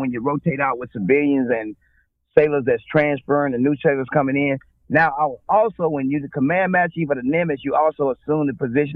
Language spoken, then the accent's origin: English; Bogalusa, Louisiana, United States; moved away as an adult; also born or lived in Inglewood, California; I'm from Bogalusa, Louisiana. It's so country